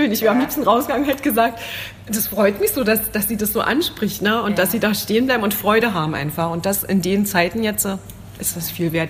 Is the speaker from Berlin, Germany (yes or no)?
no; Thuringia, Germany; Wir kommen aus Thüringen